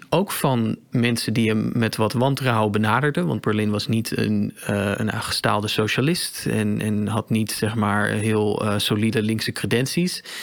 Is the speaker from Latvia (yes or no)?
yes; Riga, Latvia; born there; Dutch is a second language; Ik ben geboren in Riga, maar ik heb mij nooit beschouwd als grote